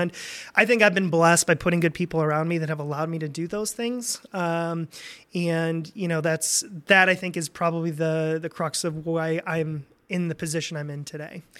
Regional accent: Fort Wayne, Indiana, United States; moved away as an adult; also born or lived in Michigan; now in Lansing, United States; was born and raised in Indiana. Uh, most people think I'm from Michigan 'cause I've been here for so long, but, uh, grew up in Fort Wayne

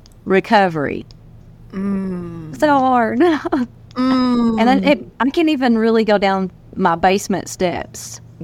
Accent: Tennessee, United States

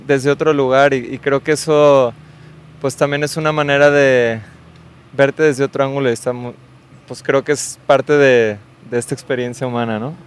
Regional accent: Guadalajara, Jalisco, Mexico; yo soy de Guadalajara

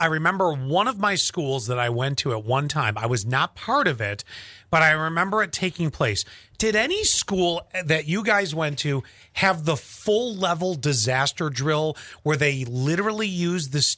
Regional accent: Buffalo, New York, United States; growing up in Buffalo

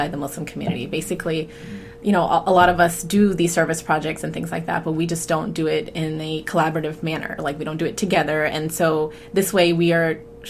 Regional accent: Atlanta, Georgia, United States; moved away as an adult; now in Triangle area, North Carolina, United States; I am from Atlanta, Georgia

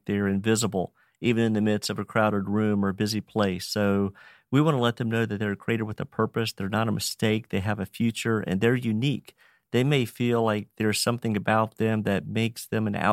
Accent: Roanoke, Virginia, United States; born and raised in Roanoke, Virginia. I've been here 56 years

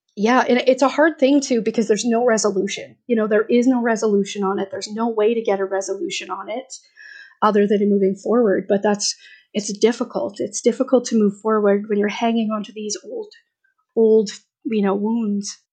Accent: Alberta, Canada; I was born in Alberta

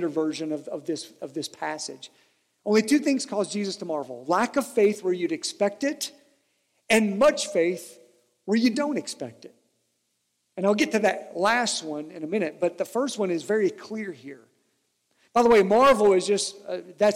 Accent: Harlan County, southeastern Kentucky, United States; I'm from Harlan County in southeastern Kentucky

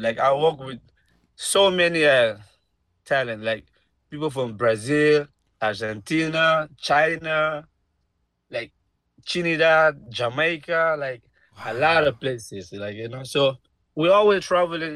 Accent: Guinea; now in United States; I'm from Guinea

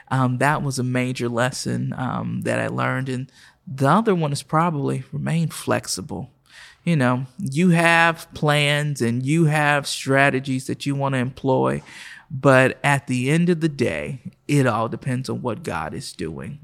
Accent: Oklahoma City, Oklahoma, United States; moved away as an adult; also born or lived in Miami, Florida / Nashville, Tennessee; I was born and raised right here in Oklahoma City

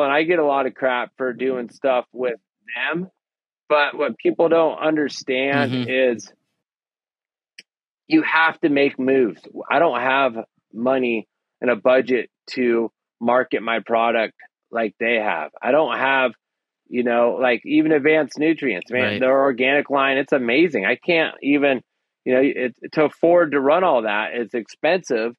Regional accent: Humboldt County, California, United States; born or raised there

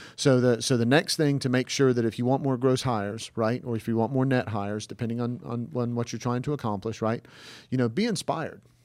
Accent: the South, United States; we're from the South

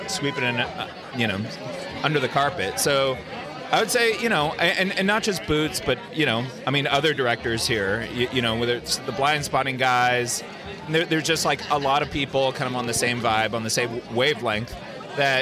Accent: San Francisco, California, United States; I grew up in the Bay Area in San Francisco

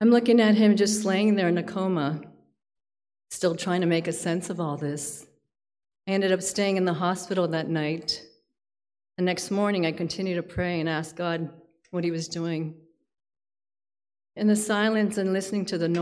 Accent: Palm Beach, Florida, United States; I'm actually from Palm Beach, Florida

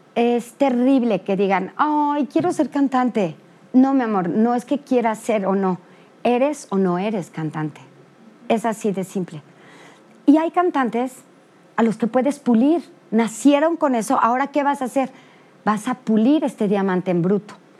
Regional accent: Mexico; como mexicanos

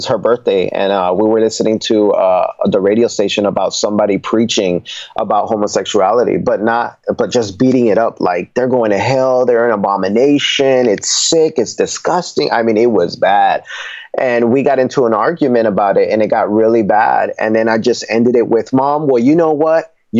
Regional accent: Nuremberg, Bavaria, Germany; born there; My father was in the military, so we come from a Puerto Rican family. And I was born in Nuremberg, Germany, where my dad was stationed at.

